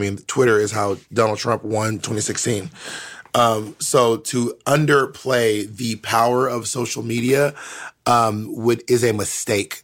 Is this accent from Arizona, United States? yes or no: no; Georgia, United States; I'm from Georgia.